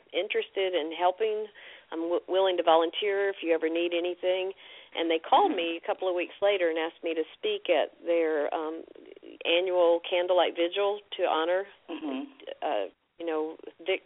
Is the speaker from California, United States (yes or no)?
no; Fayetteville, North Carolina, United States; also born or lived in Macon, Georgia; I grew up in Fayetteville, North Carolina, which is near Fort Bragg.